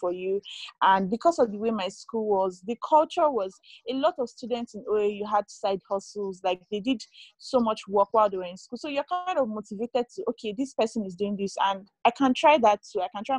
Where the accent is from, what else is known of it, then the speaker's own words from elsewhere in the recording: Kogi, Nigeria; I come from Kogi State in Nigeria.